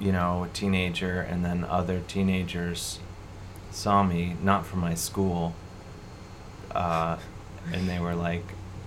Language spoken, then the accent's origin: English; Cleveland, Ohio, United States; now in New York City, United States; Growing up in Cleveland